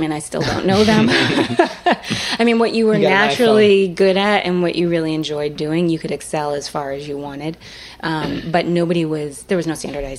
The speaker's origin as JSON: {"language": "English", "town": "Salem", "region": "Massachusetts", "country": "United States", "tie": "born or raised there", "said": "Yep, I grew up in Salem, Massachusetts."}